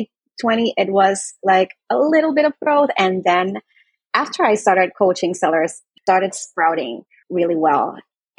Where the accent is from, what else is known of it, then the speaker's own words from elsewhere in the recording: Puerto Rico; I am from Puerto Rico